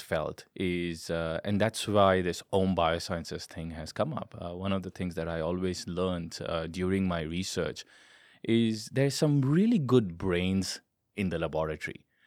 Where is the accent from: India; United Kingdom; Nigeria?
India; I am Indian by origin